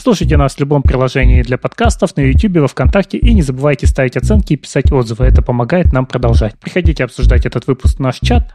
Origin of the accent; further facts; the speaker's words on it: Siberia, Russia; Я не из Питера, я из Сибири